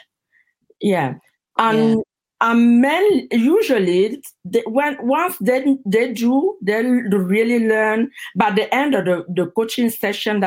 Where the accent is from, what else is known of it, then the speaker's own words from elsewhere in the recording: Cameroon; moved away as an adult; now in United States; back in my country, in Cameroon. I'm originally from Cameroon